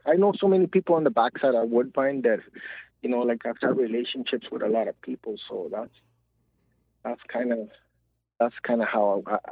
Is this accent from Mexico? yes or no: yes; Tijuana, Baja California, Mexico; moved away; also born or lived in San Diego; I was born in San Diego, and I was raised in Tijuana, Mexico.